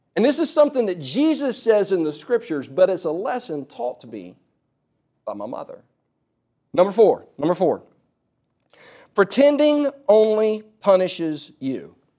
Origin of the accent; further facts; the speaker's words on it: South Carolina, United States; also born or lived in California; we moved from California to South Carolina when I was four years old